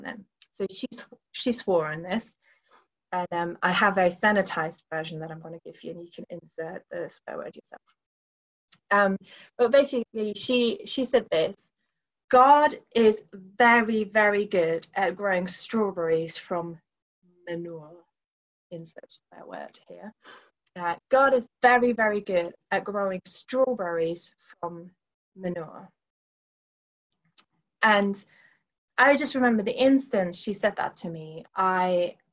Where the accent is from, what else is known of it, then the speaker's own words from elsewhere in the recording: Northern Germany, Germany; moved away as an adult; now in Milton Keynes, United Kingdom; I grew up in Germany. My family is in Germany. I moved over to the UK when I was 18